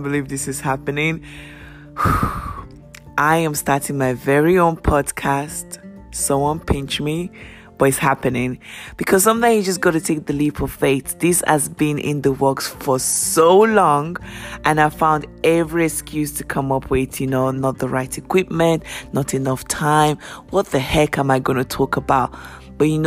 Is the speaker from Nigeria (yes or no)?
yes; Nigeria; now in United Kingdom; I am Nigerian born. I live in the UK.